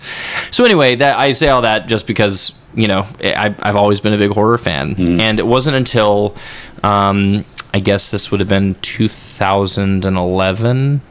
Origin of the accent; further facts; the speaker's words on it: Fort Worth, Texas, United States; moved away as an adult; also born or lived in Graham, Texas / New York City; I grew up in Fort Worth, sort of between Fort Worth and Graham, Texas